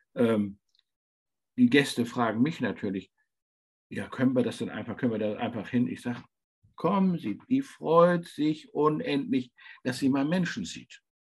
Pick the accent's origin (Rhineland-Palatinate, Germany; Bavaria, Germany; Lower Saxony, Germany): Lower Saxony, Germany; towards Worpswede and Fischerhude; ich bin in Deutschland in einer Region aufgewachsen, die ein bisschen vergleichbar ist. Das sind Moore